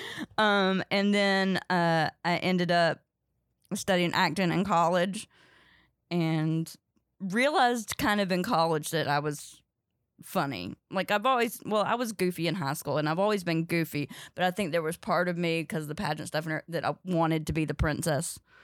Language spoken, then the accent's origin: English; Ridgemont, North Carolina, United States; also born or lived in Chicago; now in New York, United States; I grew up in Ridgemont, North Carolina, uh, but nobody knows where that is, so I say Durham, 'cause it's Durham County